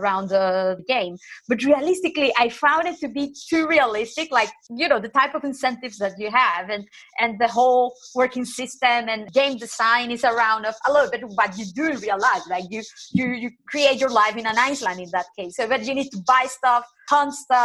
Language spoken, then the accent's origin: English; Nicaragua; moved away as an adult; now in Santander, Spain; I am from Nicaragua, but I have been living in Spain since 2007